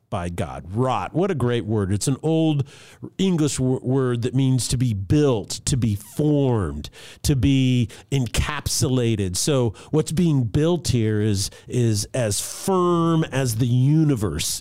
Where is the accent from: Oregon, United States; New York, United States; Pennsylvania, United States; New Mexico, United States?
New Mexico, United States; Albuquerque; I grew up in Albuquerque, New Mexico